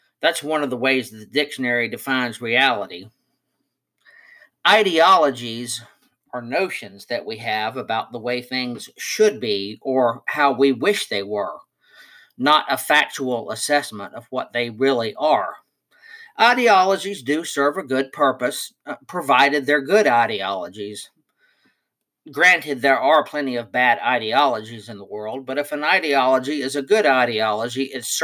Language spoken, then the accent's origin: English; Oak Ridge, Tennessee, United States; I was born in Oak Ridge, Tennessee in 1960